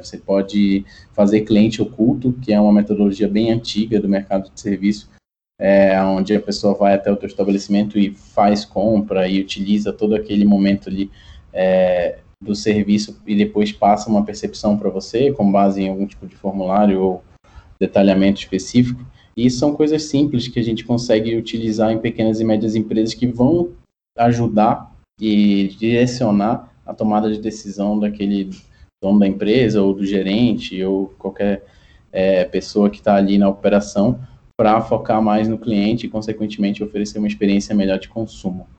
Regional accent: Pará, Brazil; moved away as an adult; now in São Paulo, Brazil; sou paraense de, de de nascimento, mas já moro em São Paulo há algum tempo. E iniciei minha carreira ali em Belém do Pará

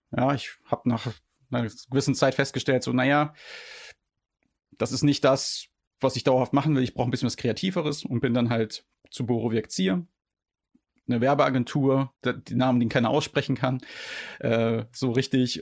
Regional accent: Rhineland-Palatinate, Germany; moved away; ich komme ja ursprünglich aus Rheinland-Pfalz

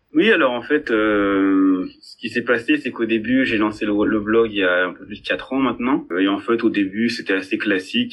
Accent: France; je suis français

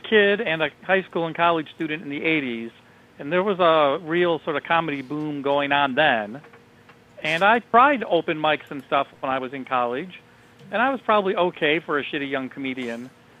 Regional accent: Toledo, Ohio, United States; moved away as an adult; also born or lived in Louisville, Kentucky / Japan / New Zealand; now in Painesville, United States; I was raised in Toledo. My parents are in Toledo. So I was moving back to get closer to my parents.

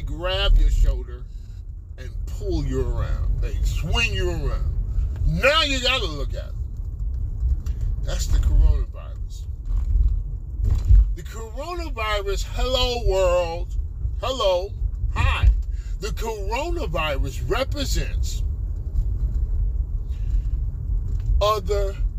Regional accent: Midwest, United States; now in California, United States; I was born in the Midwest. I was raised in the Midwest.

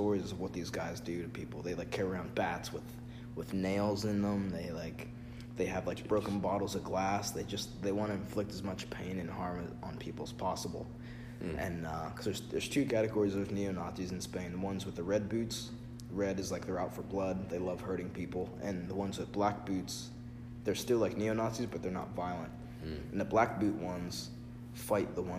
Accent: United States; I can't go back to Africa because I've never been there because I'm from America.

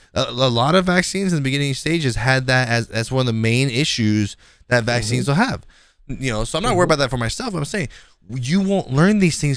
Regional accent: the South, United States; I'm from the South, motherfucker. We have bugs more dangerous than this.

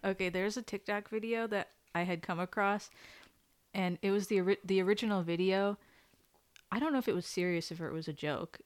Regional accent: Connecticut, United States; growing up in Connecticut

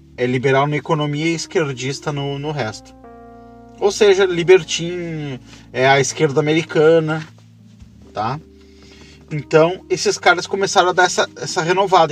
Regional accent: Brazil; pro Brasil, que aqui a gente é caipira

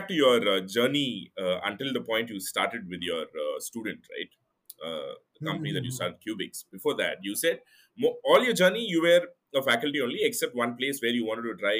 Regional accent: Bangalore, Karnataka, India; I'm from Bangalore. For whatever reason, this is my home

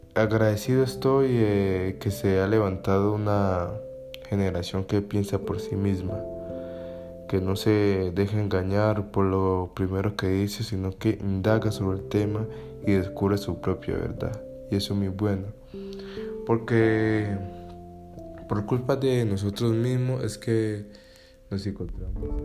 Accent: Cali, Valle del Cauca, Colombia; soy colombiano, especialmente de Cali

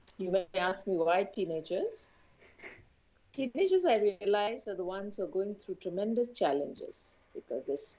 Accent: India; moved away as an adult; also born or lived in Iraq / Somalia / Yemen / Uganda; I've come down back to my home country

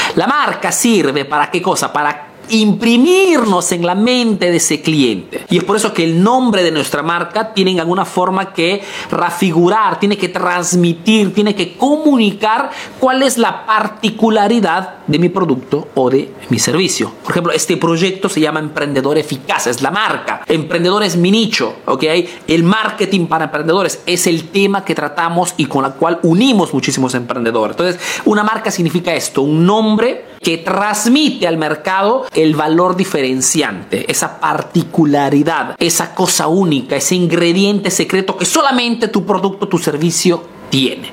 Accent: Peru; now in Italy

